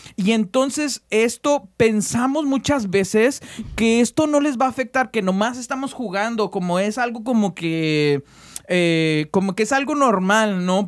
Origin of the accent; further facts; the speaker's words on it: Mexico; nosotros somos mexicanos